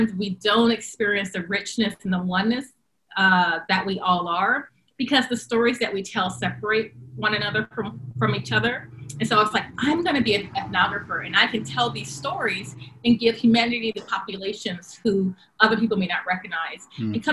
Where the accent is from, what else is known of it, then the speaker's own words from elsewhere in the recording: Long Beach, California, United States; also born or lived in Compton, California / Carson, California; I grew up in Southern California, Long Beach, Compton, and Carson